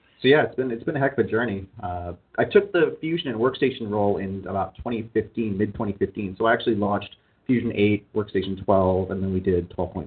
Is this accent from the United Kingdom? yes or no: no; Canada; moved away as an adult; now in United States; and when I lived in Canada, I am a Canadian citizen.